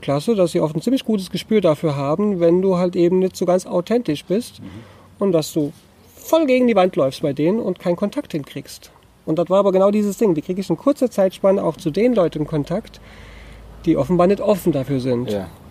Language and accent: German; Hunsrück, Rhineland-Palatinate, Germany; Ronnefeld im Hunsrück in meiner Heimat